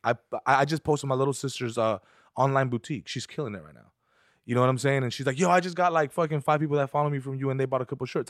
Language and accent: English; San Fernando, California, United States; here in Burbank and I'm from San Fernando